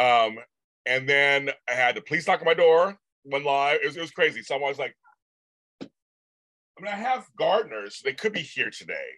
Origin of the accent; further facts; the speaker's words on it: United States; I'm from America.